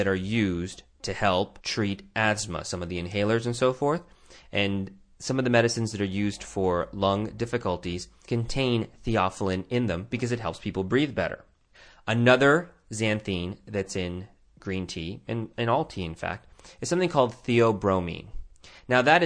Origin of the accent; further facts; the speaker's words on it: Tucson, Arizona, United States; my hometown of Tucson, Arizona